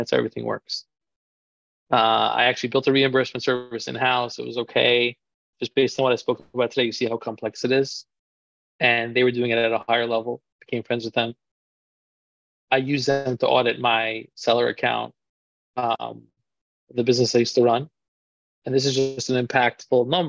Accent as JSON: {"language": "English", "town": "New York City", "region": "New York", "country": "United States", "tie": "born or raised there", "said": "I grew up in Queens, New York, one of the boroughs of New York City"}